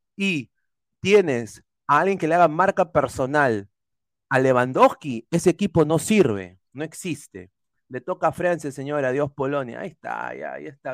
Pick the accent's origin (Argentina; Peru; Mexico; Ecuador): Peru; soy peruano, amo mi país